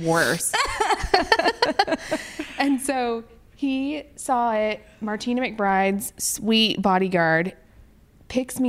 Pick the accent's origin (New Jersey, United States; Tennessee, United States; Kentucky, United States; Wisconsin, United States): Tennessee, United States; Nashville; I grew up in Nashville